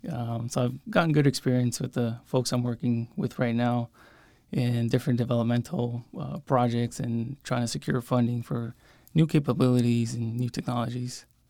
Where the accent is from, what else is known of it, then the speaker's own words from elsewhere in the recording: San Luis, Arizona, United States; I came back, uh, to, to my hometown and started working here.